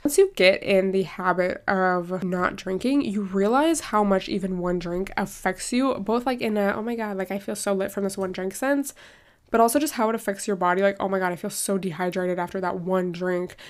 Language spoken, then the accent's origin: English; United States; I'm very American in some ways